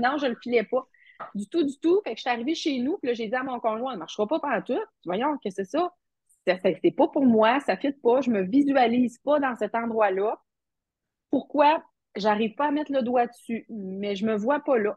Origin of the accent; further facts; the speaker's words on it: Matane, Quebec, Canada; je suis euh, matanaise d'origine